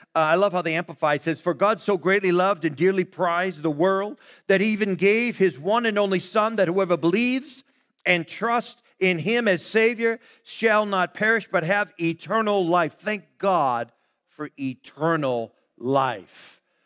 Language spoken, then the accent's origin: English; Brockton, Massachusetts, United States; that became our neighborhood there growing up in Brockton, Mass.